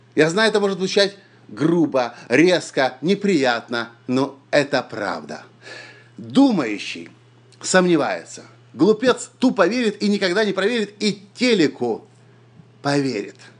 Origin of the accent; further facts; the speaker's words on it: Ukraine; я из Украины